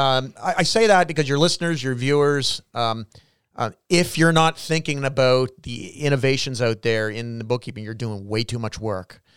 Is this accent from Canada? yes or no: yes; Canada; each one of us as Canadian citizens